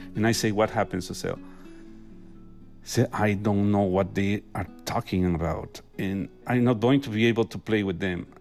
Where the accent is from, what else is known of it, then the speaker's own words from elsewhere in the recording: Mexico; English is a second language; moved away as an adult; I'm a doctor from Mexico